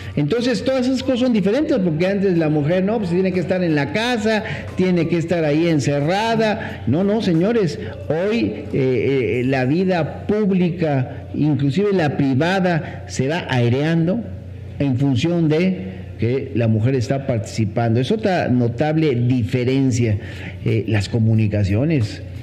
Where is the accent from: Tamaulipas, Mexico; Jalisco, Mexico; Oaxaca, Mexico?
Oaxaca, Mexico; como muchos oaxaqueños